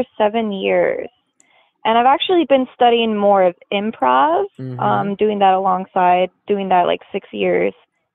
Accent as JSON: {"language": "English", "town": "Monroe Falls", "region": "Ohio", "country": "United States", "tie": "born or raised there", "said": "I grew up in Monroe Falls, Ohio"}